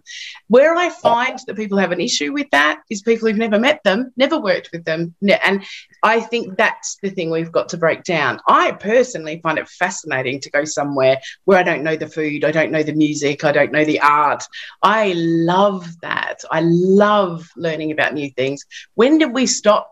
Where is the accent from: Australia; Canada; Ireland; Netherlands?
Australia; Perth, Western Australia; moved away as an adult; also born or lived in London, United Kingdom; now in United Kingdom; I come from Perth, Western Australia originally, and I came to London.